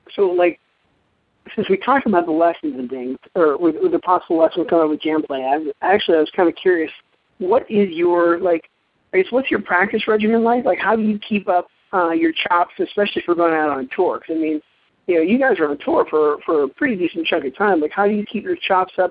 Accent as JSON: {"language": "English", "town": "Pittsburgh", "region": "Pennsylvania", "country": "United States", "tie": "born or raised there", "said": "I was a kid growing up in the Pittsburgh area. I, I grew up outside of Pittsburgh I went to Mars"}